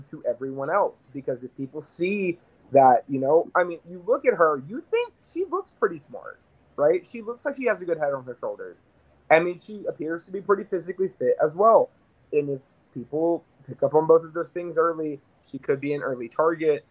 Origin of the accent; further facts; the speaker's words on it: Bristol, Tennessee, United States; I am originally located relatively close to Gatlinburg